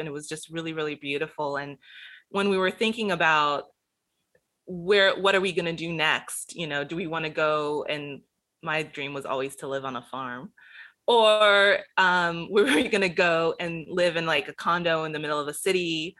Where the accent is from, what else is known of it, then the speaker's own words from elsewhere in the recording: Gainesville, Florida, United States; born there; Well, I was born in Gainesville, Florida, so...